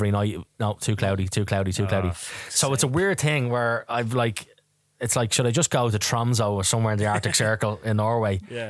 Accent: Dublin, Leinster, Ireland; I'm from Tala

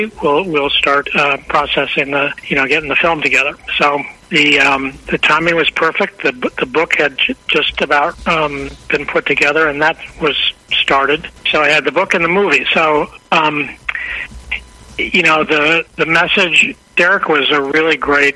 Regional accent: Chicago, Illinois, United States; I was born in Chicago and right in the city.

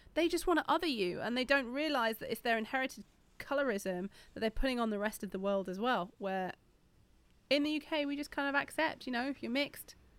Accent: Yorkshire and the Humber, United Kingdom; I'm not from South London, I'm from Yorkshire

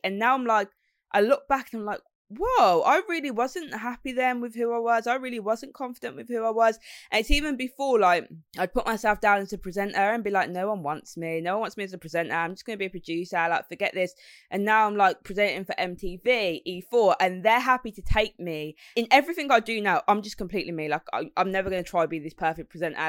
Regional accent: Birmingham, West Midlands, United Kingdom; accent: Brummy; being from Birmingham

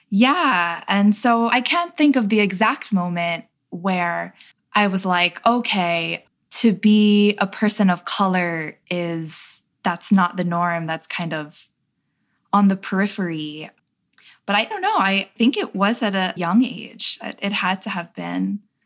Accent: New York City, New York, United States; my experience growing up in Queens

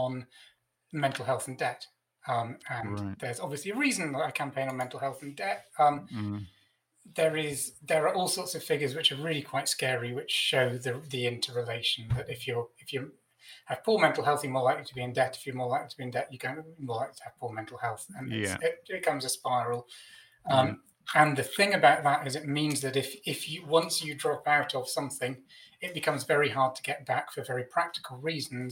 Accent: Stroud, South West England, United Kingdom; I grew up in Stroud in the Cotswolds

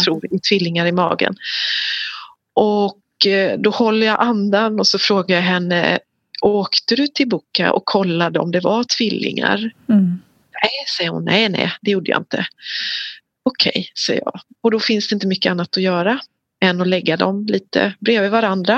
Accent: Sweden; jag är ju en svensk kvinna jag har fött mina barn i Sverige

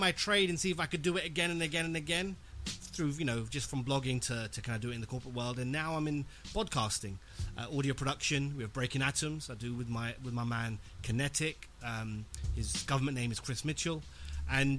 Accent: London, United Kingdom; born and raised in West London

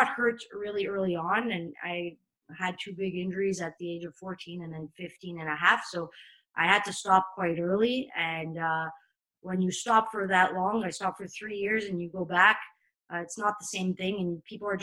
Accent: Montreal, Quebec, Canada; moved away as an adult; now in France; I come from Montreal, where there's a huge Italian and Portuguese community

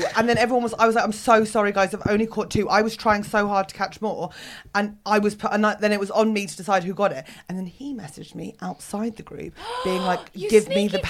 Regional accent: Hampshire, South East England, United Kingdom; I am middle class from Hampshire.

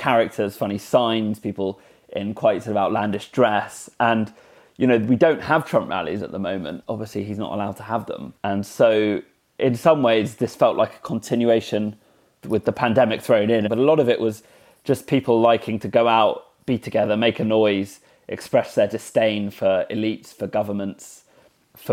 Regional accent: United Kingdom; as a Brit

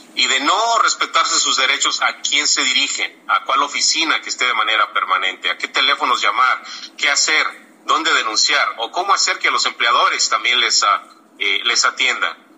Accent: Mexico; now in United States; Para nosotros como comunidad mexicana nacida en México, mexicana migrante que ya somos residentes

